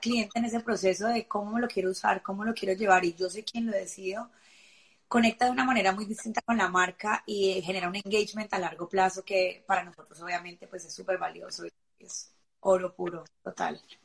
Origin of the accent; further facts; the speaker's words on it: Colombia; moved away; siendo colombiana